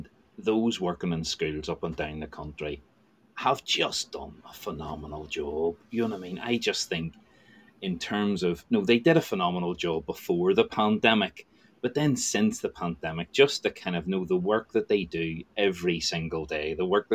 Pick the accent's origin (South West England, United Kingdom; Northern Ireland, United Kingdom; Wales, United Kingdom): Northern Ireland, United Kingdom; moved away as an adult; also born or lived in Edinburgh / Cambridge; now in Leeds, United Kingdom; I'm from Northern Ireland originally